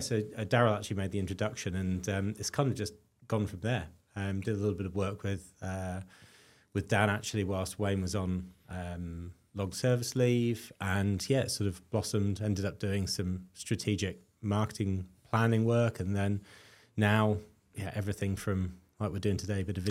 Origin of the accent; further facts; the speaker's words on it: London, United Kingdom; also born or lived in South Wales; now in Australia; So originally West London, but moved all around the UK. So West London, East London, and then out into the sticks, and then ended up at university in South Wales